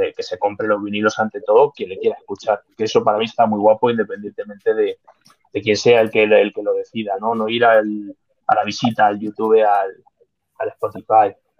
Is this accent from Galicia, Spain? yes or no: no; Madrid, Community of Madrid, Spain; Yo soy de Madrid